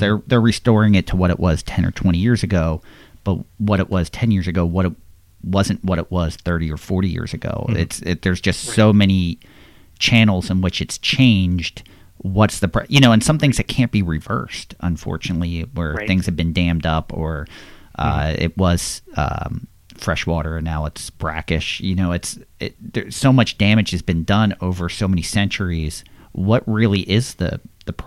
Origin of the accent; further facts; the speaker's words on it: Bucks County, Pennsylvania, United States; I grew up in Bucks County, PA